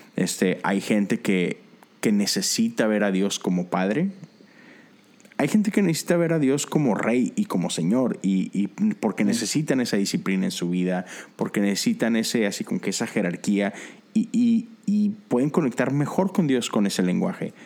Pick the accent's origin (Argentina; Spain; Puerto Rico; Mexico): Mexico; como mexicano